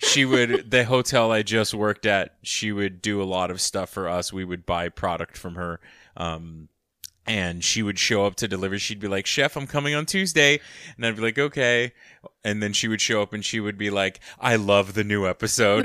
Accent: United States; growing up, uh, as an American child, but growing up with a family structure from another country as an immigrant

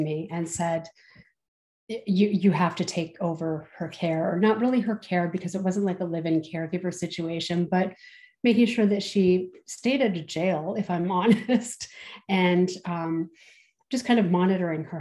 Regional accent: Southern Ontario, Canada; I'm from Southern Ontario

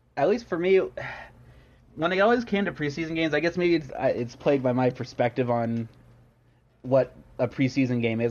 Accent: Kansas City, United States; also born or lived in New Jersey; I was born and raised around Kansas City area

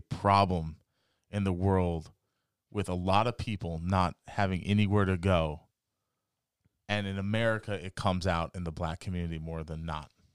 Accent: the West, United States; moved away; I'm come from the West

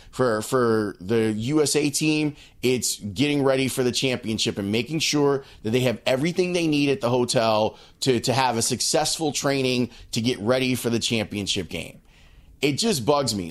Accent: United States; me as an American

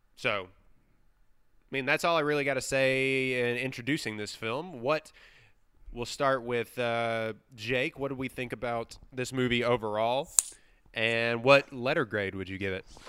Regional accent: Livingston, Texas, United States; one screen theater in my hometown of Livingston, Texas

